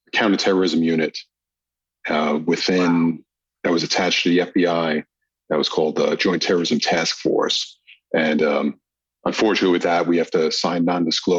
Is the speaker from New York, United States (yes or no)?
yes; New York, United States; moved away as an adult; now in Los Angeles, United States; being a New Yorker and working NYPD back then